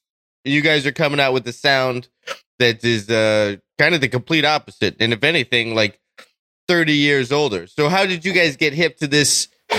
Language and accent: English; United States; as an American